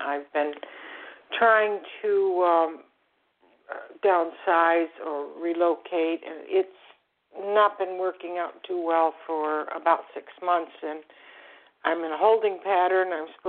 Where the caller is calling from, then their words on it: Florida, United States; I'm also from Florida, South Florida. We had quite a bit of rain, but no hurricanes.